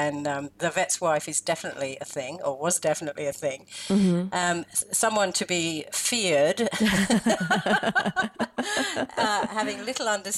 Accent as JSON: {"language": "English", "region": "the Midlands of England", "country": "United Kingdom", "tie": "born or raised there", "also_born_or_lived": "New Zealand", "moved": "as an adult", "lives_now": "Melbourne, Australia", "said": "originally from England, and I was born in the Midlands of England, and I came out to New Zealand in 1975"}